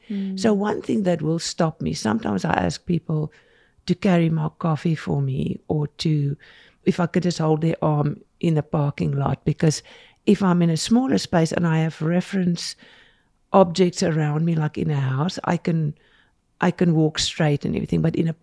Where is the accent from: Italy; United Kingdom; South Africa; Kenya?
South Africa; now in Salt Lake City, United States; We moved quite a bit because we didn't know the area when we came here from South Africa. And we just, you know, first time we picked a house that we could afford with all the money we brought from South Africa.